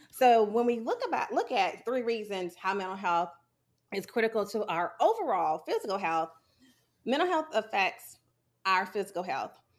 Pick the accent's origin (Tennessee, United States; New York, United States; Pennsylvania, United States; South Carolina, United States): South Carolina, United States; Sumter; I was born and raised in Sumter, South Carolina